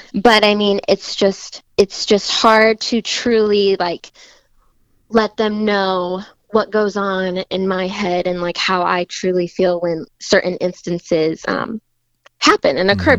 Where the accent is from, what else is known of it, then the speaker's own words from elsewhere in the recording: Fort Wayne, Indiana, United States; I grew up in Fort Wayne, been here my whole life